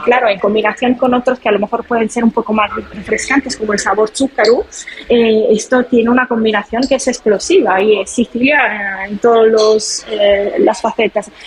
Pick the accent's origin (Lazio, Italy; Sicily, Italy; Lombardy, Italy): Sicily, Italy; Palermo; accent: Italian; Spanish is a second language; moved away as an adult; now in Madrid, Spain; yo también quizás se nota por mi acento. Eh, soy italiana, soy de Sicilia